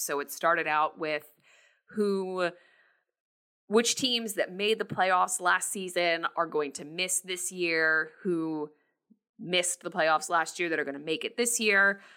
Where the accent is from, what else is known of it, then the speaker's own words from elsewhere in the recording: New Jersey, United States; also born or lived in New York; I was born in New York, but raised in New Jersey, um, I live in New Jersey